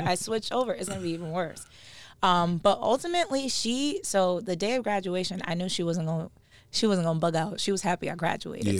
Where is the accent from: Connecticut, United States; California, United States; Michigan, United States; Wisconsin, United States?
Connecticut, United States; Stamford; We are both from Stanford, um, born and raised